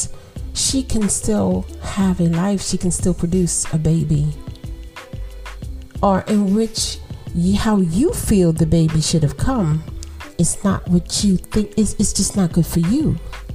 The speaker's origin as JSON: {"language": "English", "country": "United States"}